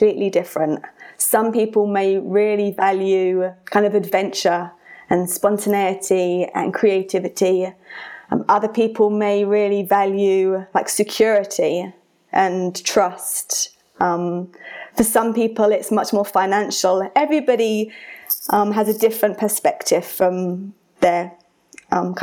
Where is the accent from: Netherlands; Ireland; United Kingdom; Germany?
United Kingdom; now in Colorado, United States; I have an accent because I'm British, but I now live in Colorado.